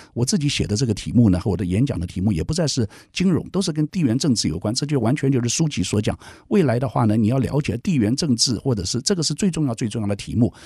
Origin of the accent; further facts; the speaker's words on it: Taiwan; 我们台湾人